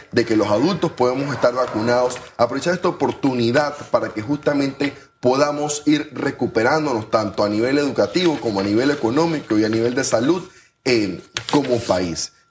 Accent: Panama; ese es nuestro compromiso como panameño y como panameña

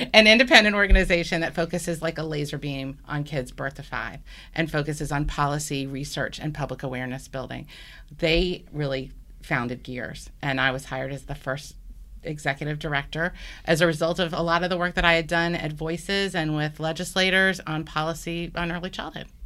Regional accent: Birmingham, Alabama, United States; also born or lived in Washington, D.C. / Baltimore, Maryland; now in Atlanta, United States; I grew up in Birmingham, Alabama, and moved to Atlanta with my family about thirteen years ago now

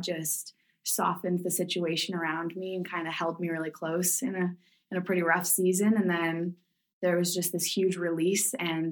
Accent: Barrie, Ontario, Canada; moved away as an adult; now in Winnipeg, Canada; originally from Barrie, Ontario. I grew up there all my life

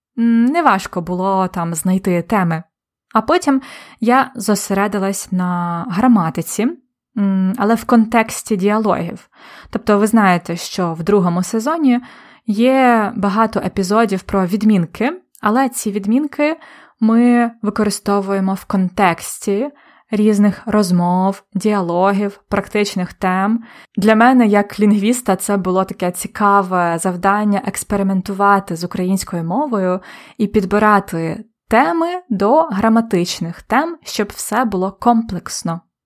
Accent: Polonne, Khmelnytskyi Oblast, Ukraine; moved away; недалеко від міста Полонне, де я народилась і виросла

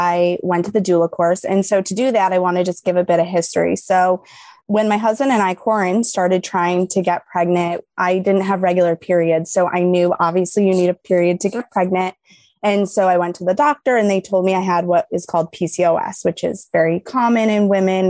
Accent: New York, United States; now in Illinois, United States; I'm from New York

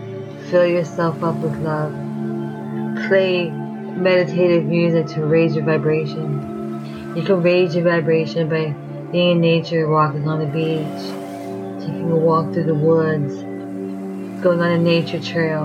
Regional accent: New York, United States; I am from New York

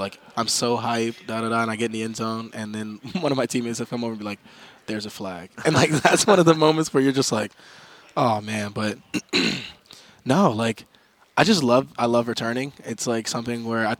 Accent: Virginia, United States; moved away as an adult; growing up, since I'm from Virginia, I used to watch the Skins play

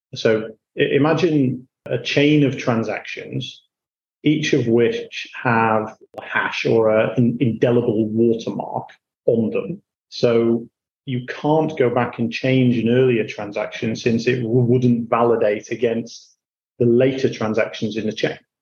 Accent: Hull, Yorkshire and the Humber, United Kingdom; moved away as an adult; also born or lived in Bath; now in Singapore; I grew up in Hull in Yorkshire.

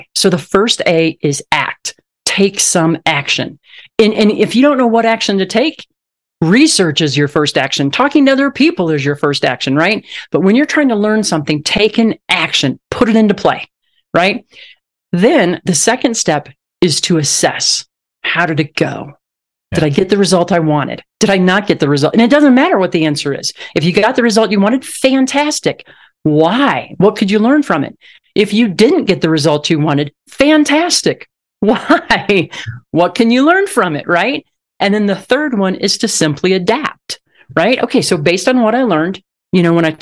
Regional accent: Southwest Missouri, United States; I grew up on a farm in Southwest Missouri, and my hometown had around 9,000 people in it

